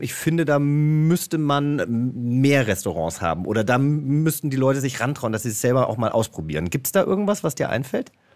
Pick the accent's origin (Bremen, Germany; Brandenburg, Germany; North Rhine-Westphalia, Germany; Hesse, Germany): Hesse, Germany; also born or lived in Franconia / Bavaria; now in Berlin, Germany; ich komme ja aus Hessen